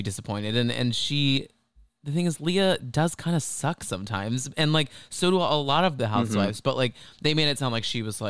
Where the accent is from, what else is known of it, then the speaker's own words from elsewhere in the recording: Dallas, Texas, United States; now in New York, United States; I'm from Dallas